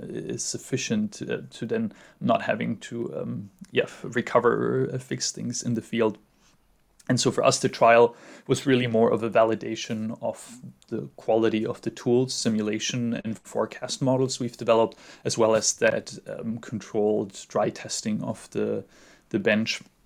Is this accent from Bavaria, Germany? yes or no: yes; Munich, Bavaria, Germany; moved away as an adult; now in California, United States; growing up in the Alps